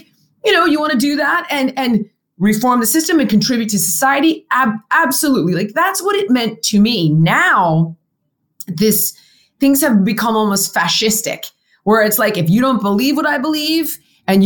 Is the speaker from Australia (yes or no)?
no; California, United States; I grew up in California